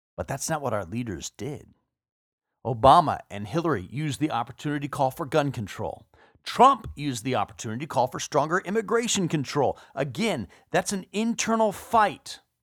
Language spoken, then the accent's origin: English; Texas, United States; my home state of Texas.